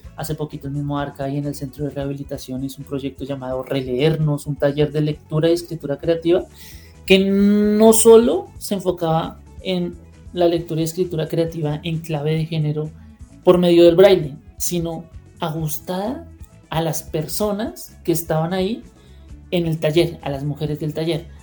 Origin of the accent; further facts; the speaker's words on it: Bogotá, Colombia; yo soy nacido en Bogotá, como llamaríamos acá en Colombia